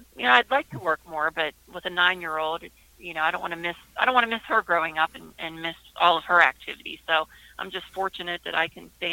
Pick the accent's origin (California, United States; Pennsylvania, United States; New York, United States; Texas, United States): Pennsylvania, United States; Uniontown; moved away; also born or lived in Erie; Born and raised in Uniontown, and my entire family still lives there